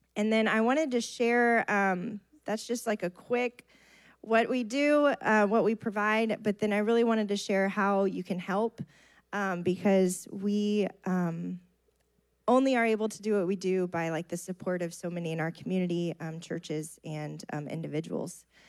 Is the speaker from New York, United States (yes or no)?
no; Bay City, Texas, United States; I grew up in Bay City.